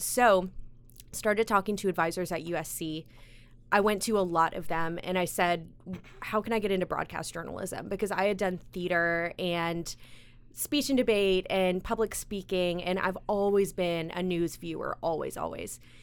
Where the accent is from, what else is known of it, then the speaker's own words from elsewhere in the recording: Greenville, South Carolina, United States; also born or lived in Chicago, Illinois; now in Columbia, United States; originally from Chicago, I was raised in Greenville